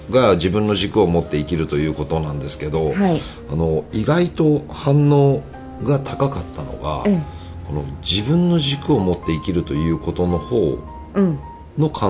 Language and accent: Japanese; Nakatsu, Oita, Japan; 大分県、僕、地元が大分県なんで、大分県の中津市っていう人口